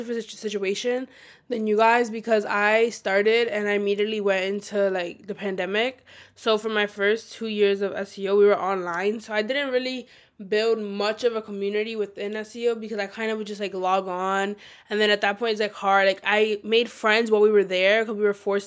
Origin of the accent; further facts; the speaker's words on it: New York City, New York, United States; we're all from New York City